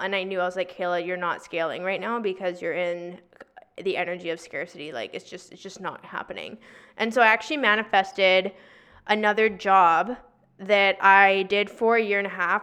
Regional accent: Victoria, British Columbia, Canada; moved away as an adult; also born or lived in Toronto / Vancouver; I'm originally from Victoria

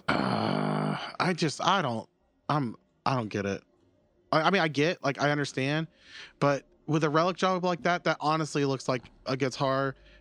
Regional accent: Florida, United States; I'm from Florida

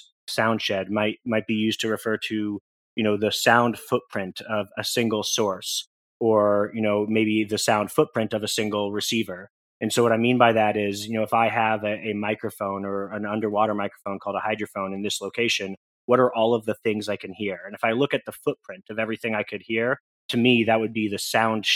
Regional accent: Portland, Oregon, United States; I'm originally from Portland, Oregon in the United States

